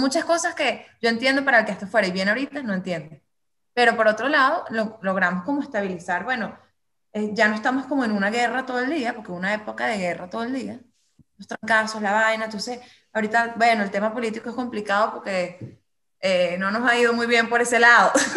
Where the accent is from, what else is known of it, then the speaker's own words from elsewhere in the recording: Venezuela; somos los, mismos venezolanos